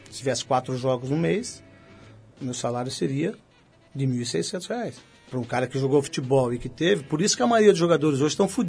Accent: Santo Antônio de Posse, São Paulo, Brazil; accent: interior; Quando era moleque, lá em Santo Antônio de Posse.

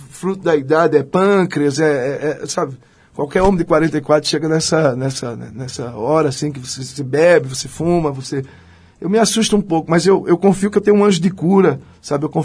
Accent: Northeast Region, Brazil; Porque eu, eu porque eu falo, vim do Nordeste, falo pra caralho, penso.

